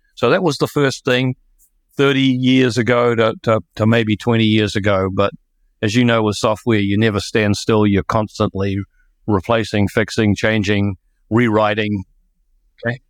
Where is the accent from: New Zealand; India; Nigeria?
New Zealand; moved away; I'm a New Zealander